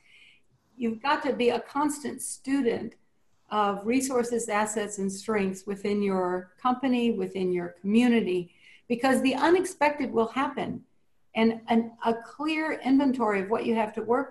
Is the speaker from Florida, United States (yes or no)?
no; Cajun, Louisiana, United States; being Cajun